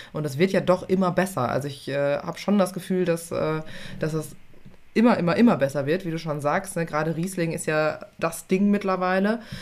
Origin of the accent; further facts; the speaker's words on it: Germany; wir als Deutsche